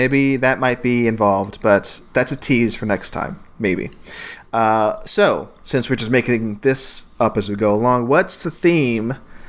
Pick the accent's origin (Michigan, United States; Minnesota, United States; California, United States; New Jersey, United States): New Jersey, United States; born there; now in Texas, United States; I'm a Texan at heart. I was born in New Jersey, but I've been living in Texas for 30 years, so I can say I am a Texan.